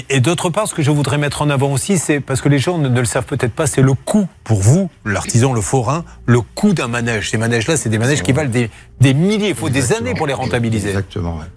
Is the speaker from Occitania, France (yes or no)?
no; Verneuil-sur-Avre, Normandy, France; now in Le Boulay-Morin, France; Je suis né à Verneuil-sur-Avre, en Normandie.